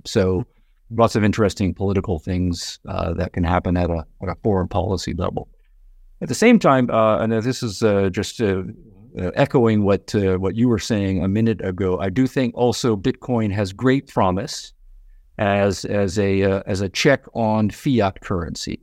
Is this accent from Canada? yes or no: yes; Canada; now in United States; I'm from Canada originally